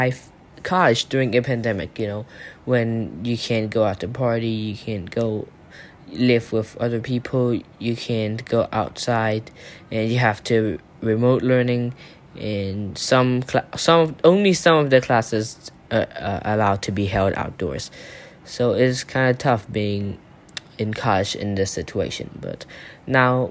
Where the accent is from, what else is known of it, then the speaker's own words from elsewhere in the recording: Thailand; from Thailand